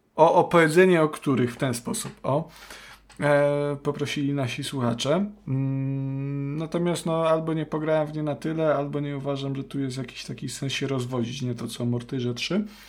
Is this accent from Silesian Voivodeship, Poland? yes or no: no; Subcarpathian Voivodeship, Poland; to są te klimaty mojego dzieciństwa, Podkarpacie